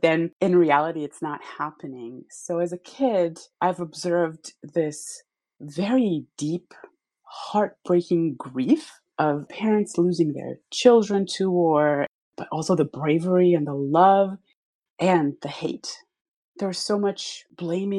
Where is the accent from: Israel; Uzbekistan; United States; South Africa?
Israel; moved away as an adult; I was born and raised in Israel. I lived about half of my life in the Middle East